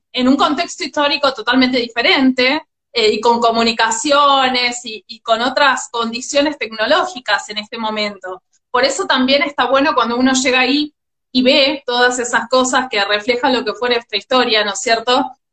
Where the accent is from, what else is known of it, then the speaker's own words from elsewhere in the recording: General Pirán, Buenos Aires Province, Argentina; also born or lived in Mar del Plata; now in San Miguel de Tucumán, Argentina; nací en Mar del Plata, pero estoy anotada en General Pirán y me siento orgullosamente piranense